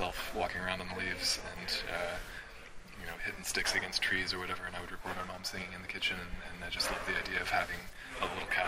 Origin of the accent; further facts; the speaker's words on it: Midwest, United States; But um, yeah, I think growing up in the Midwest, ha- ha- like like it does for anybody from the region, kind of instilled me with uh, both a good work ethic